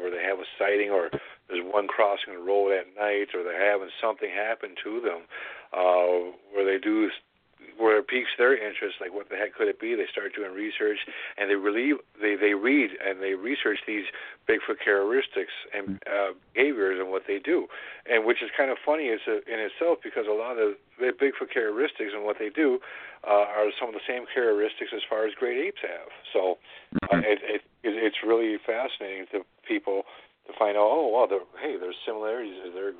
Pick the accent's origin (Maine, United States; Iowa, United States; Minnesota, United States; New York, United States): Minnesota, United States; St. Paul; moved away; I'm originally from St. Paul. We moved up north.